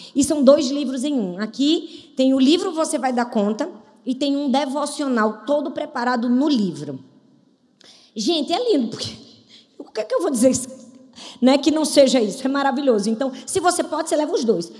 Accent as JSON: {"language": "Portuguese", "country": "Brazil", "said": "como brasileiros"}